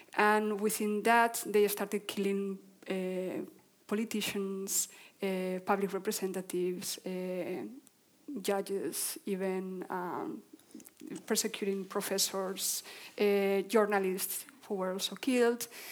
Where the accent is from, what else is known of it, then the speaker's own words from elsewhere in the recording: Basque Country, Spain; we lived in this area of the Basque Country